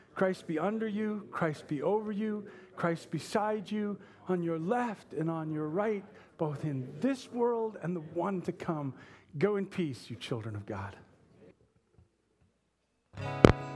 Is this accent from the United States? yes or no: yes; United States; we are not good at as modern American evangelicals